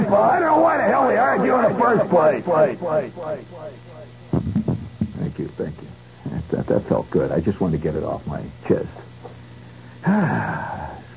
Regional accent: United States; I'm an American

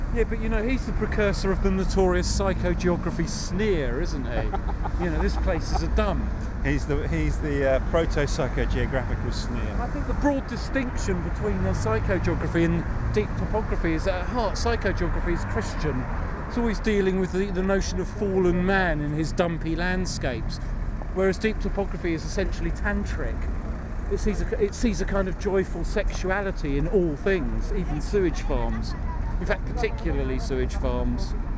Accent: London, United Kingdom; born or raised there

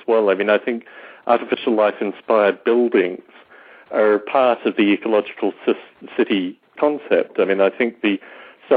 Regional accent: Canberra, Australian Capital Territory, Australia; moved away; my hometown of Canberra, Australia

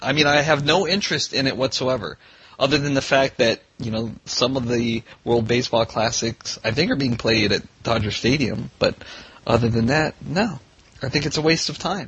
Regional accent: Vietnam; moved away; I was born in Vietnam

